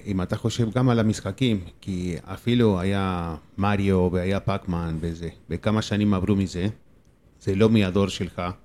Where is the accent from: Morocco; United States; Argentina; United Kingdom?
Argentina; Hebrew is a second language; now in Israel; אני בא מארגנטינה